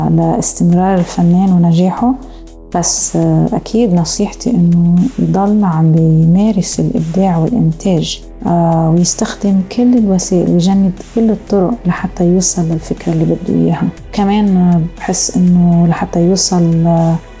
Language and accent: Arabic; Beirut, Beirut Governorate, Lebanon; moved away as an adult; also born or lived in Montreal, Canada; لأنها هي مدينتي ومدينة أهلي وجدودي